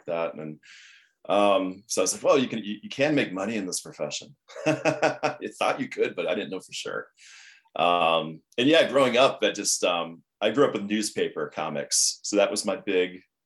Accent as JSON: {"language": "English", "region": "Ohio", "country": "United States", "moved": "yes", "lives_now": "Los Angeles, United States", "said": "I'm originally from Ohio"}